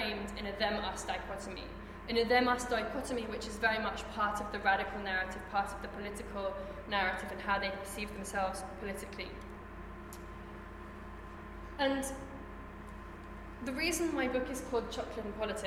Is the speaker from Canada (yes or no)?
no; London, United Kingdom; I'm from London